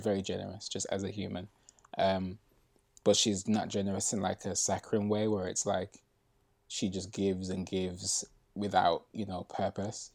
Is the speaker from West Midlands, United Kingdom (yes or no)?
yes; Birmingham, West Midlands, United Kingdom; moved away as an adult; now in London, United Kingdom; I moved from Birmingham, which is where I'm originally from